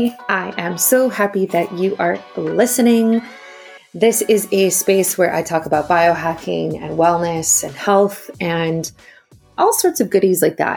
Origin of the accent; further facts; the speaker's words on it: South Africa; also born or lived in Ontario, Canada; now in Canada; Originally I'm from South Africa, and then I moved to Ontario, and then I moved to BC, but I lived for many years in Ontario.